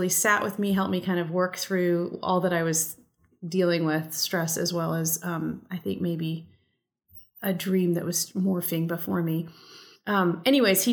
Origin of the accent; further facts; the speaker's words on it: United States; first language English; I'm very proud to be a first generation American. So I grew up in an immigrant family and I speak a second language. I speak Spanish